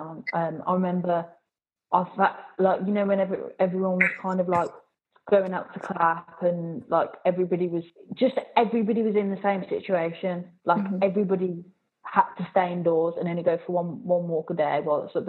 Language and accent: English; Birmingham, West Midlands, United Kingdom; also born or lived in Swansea; in Birmingham, depending on which area you're in, so, like, I'm from Bourneville.